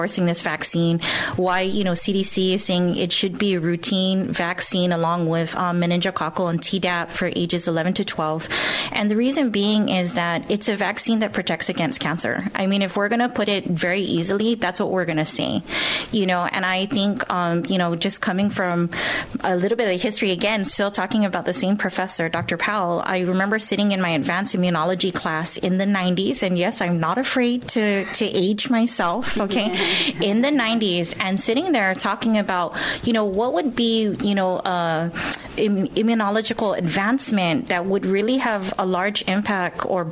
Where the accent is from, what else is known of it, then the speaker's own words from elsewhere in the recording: Guam; moved away as an adult; also born or lived in Hawaii / Washington; I was born and raised here on Guam